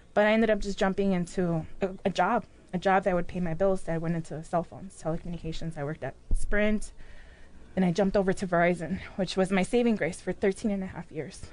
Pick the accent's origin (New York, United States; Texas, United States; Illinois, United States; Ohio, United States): Illinois, United States; Chicago; also born or lived in Mexico City, Mexico; now in Peoria, United States; raised in Chicago